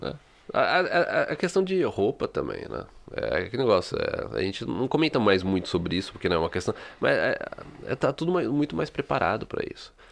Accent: São Paulo, Brazil; now in Canada; eu sou da cidade de São Paulo

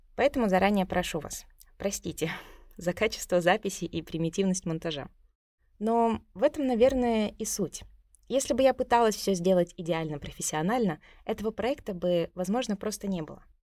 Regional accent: Tuva, Russia; из Тувы

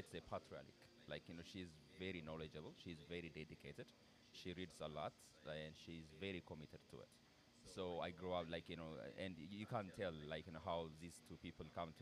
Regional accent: Addis Ababa, Ethiopia; English is a second language; moved away as an adult; I was born there, I grew up there, and like my parents still live

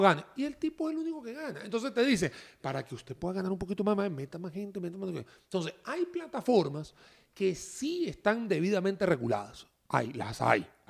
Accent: Venezuela; moved away; soy venezolano de nacimiento.

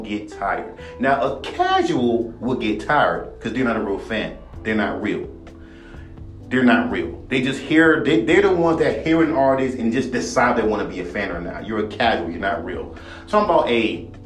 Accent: West Coast, United States; I'm from the West Coast

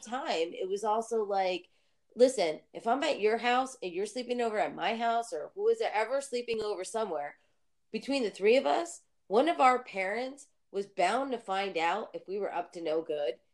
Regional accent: New Jersey, United States; I'm from New Jersey

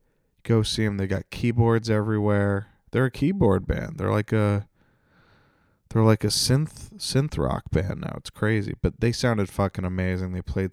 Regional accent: Canada; And I'm French Canadian, so I can say that.

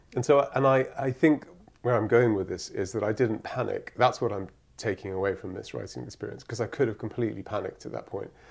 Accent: Cyprus; moved away; I grew up in Cyprus

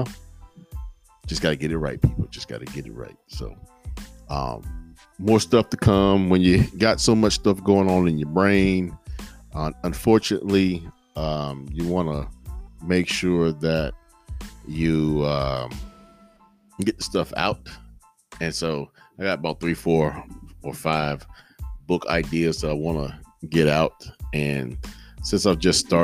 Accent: Henderson, United States; my hometown of Henderson

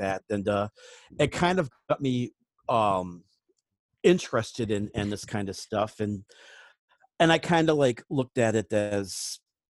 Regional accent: New England, United States; I grew up in New England

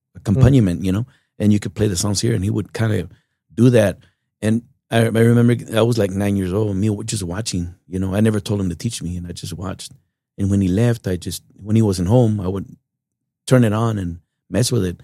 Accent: Uvalde, Texas, United States; Born and raised in Uvalde, Texas

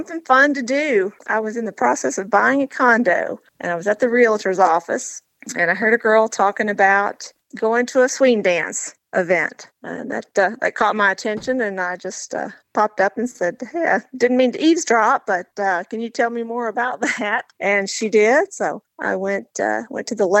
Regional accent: Knoxville, Tennessee, United States; accent: Southern Tennessee twang; moved away as an adult; now in Nashville, United States; I was born and raised in Knoxville

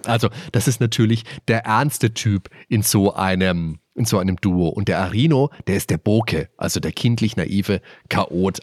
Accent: Germany; bei uns in Deutschland

